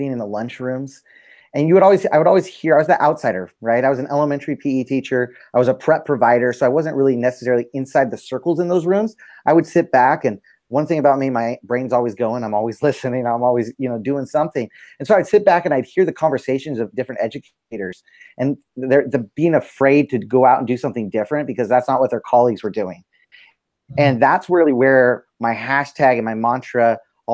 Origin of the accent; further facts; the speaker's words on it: San Diego, California, United States; now in Northern California, United States; I grew up in San Diego, came up here to, I live in Northern California